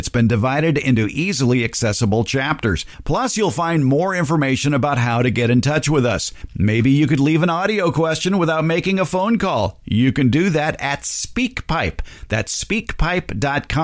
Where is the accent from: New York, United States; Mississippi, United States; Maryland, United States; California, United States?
California, United States; as a Californian